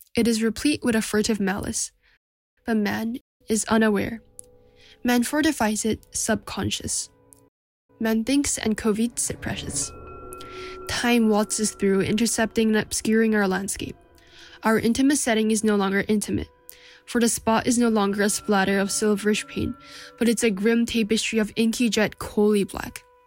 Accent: Seoul, South Korea; from Seoul, South Korea

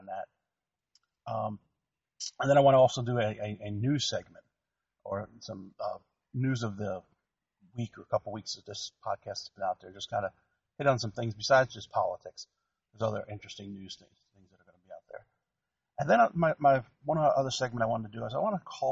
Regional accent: New Jersey, United States; I grew up in New Jersey

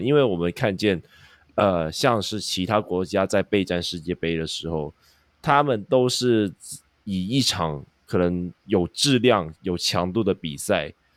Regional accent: Hong Kong; 我们香港这边

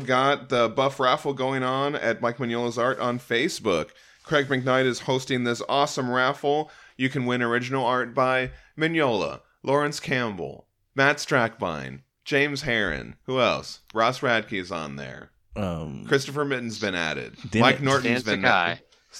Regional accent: Guanajuato, Mexico; a small city just 50 kilometers away from my hometown in the state of Guanajuato.

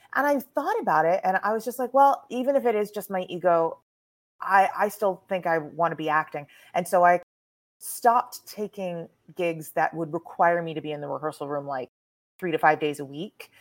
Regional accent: Texas, United States; I was raised in Texas

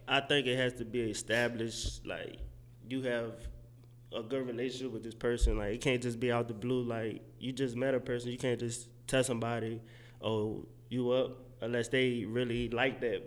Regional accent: New Orleans, Louisiana, United States; moved away as an adult; also born or lived in Mississippi; now in Dallas, United States; I'm originally from New Orleans, born and raised

